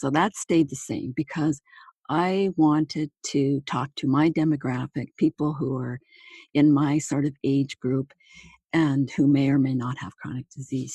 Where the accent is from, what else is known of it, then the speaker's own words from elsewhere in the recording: Manitoba, Canada; moved away as an adult; also born or lived in Toronto, Ontario / Hamilton, Ontario; my hometown